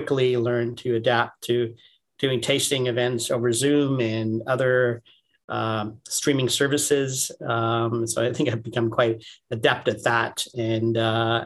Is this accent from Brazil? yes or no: no; Canada; moved away as an adult; now in United States; I had moved back to the US. I grew up in Canada